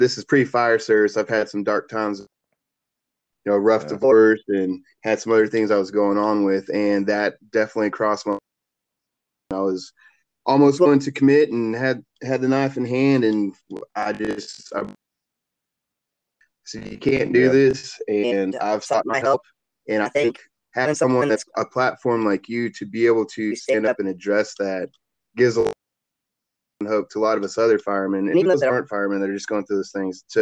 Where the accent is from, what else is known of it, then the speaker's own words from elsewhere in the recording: Fort Myers, Florida, United States; also born or lived in Sarasota, Florida; now in Texas, United States; I was born and raised in Fort Myers and lived some time in Sarasota